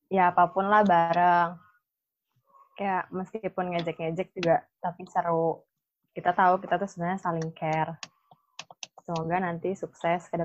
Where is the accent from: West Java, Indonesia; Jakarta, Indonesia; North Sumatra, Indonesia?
West Java, Indonesia; Karawang; gue orang Karawang, gue diajak lah kampung lah desa.